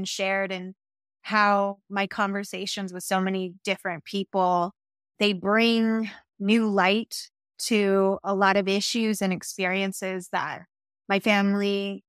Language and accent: English; Tuba City, Arizona, United States; also born or lived in Washington, D.C.; And I was born in Tonines Dizé, which means Tuba City, in Navajo Nation. My father worked for Indian Health Service. So I grew up between the Navajo Nation and the Washington, D.C. area.